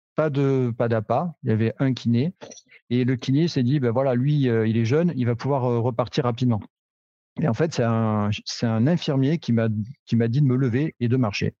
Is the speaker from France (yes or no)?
yes; Cantal, Auvergne-Rhône-Alpes, France; chez nous, dans le Cantal